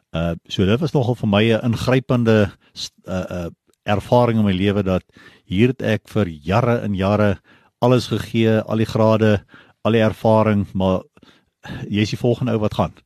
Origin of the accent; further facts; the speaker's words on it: Pretoria, Gauteng, South Africa; ek het groot geword in basies Pretoria daar, laerskool, hoërskool